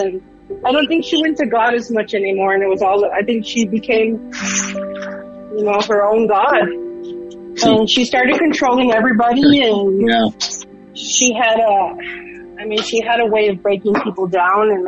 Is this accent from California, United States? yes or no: yes; Los Angeles, California, United States; moved away as an adult; now in Colorado, United States; I'm a Latina from Los Angeles, California. And I come from Mexican parents. And I moved to Colorado in 92